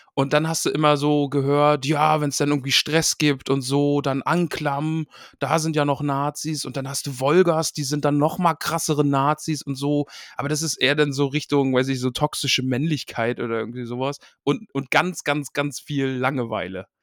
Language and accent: German; Greifswald, Mecklenburg-Vorpommern, Germany; moved away; ich bin aus dem Osten, ich bin in, in Greifswald, Mecklenburg-Vorpommern bin ich groß geworden, tiefster Osten.